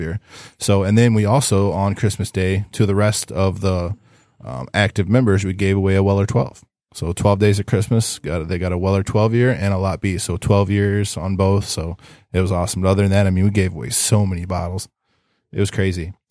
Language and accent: English; Ohio, United States; I'm from Ohio